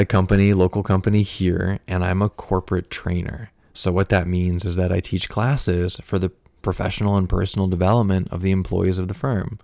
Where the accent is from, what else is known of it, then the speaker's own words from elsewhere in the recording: United States; also born or lived in Fairfield, Iowa; we're both from the United States